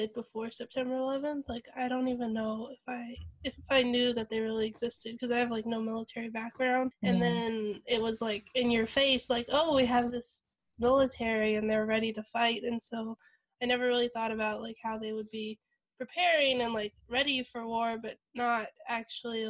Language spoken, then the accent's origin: English; California, United States; moved away; also born or lived in Virginia; I'm from California